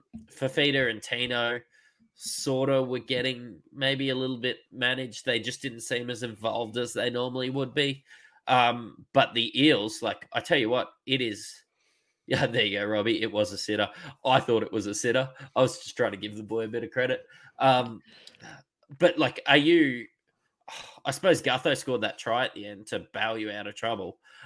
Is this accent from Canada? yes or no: no; Queensland, Australia; being a Queenslander